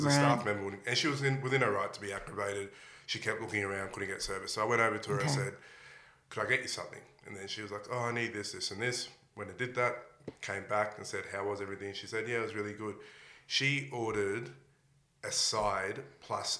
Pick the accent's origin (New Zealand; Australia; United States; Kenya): Australia; Melbourne, Victoria; I grew up in Melbourne